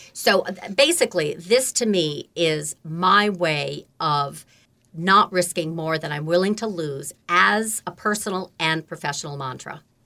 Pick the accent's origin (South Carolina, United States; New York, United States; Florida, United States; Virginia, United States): New York, United States; Beekmantown; also born or lived in Lake Placid, New York; I was born in Lake Placid, New York, and grew up on a farm in Beekman Town